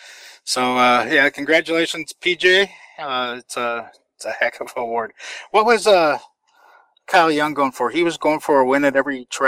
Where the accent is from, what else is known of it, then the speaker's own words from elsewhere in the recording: Finland; English is a second language; even though you're from my home country of Finland.